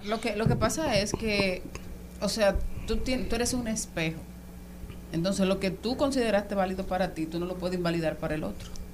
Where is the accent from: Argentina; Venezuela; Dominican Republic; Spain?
Dominican Republic